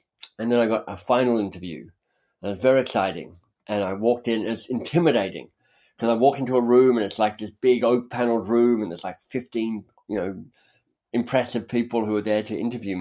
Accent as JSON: {"language": "English", "town": "Canberra", "region": "Australian Capital Territory", "country": "Australia", "tie": "born or raised there", "also_born_or_lived": "Oxford, United Kingdom", "moved": "as an adult", "lives_now": "Toronto, Canada", "said": "I grew up in Australia. I was born in Australia."}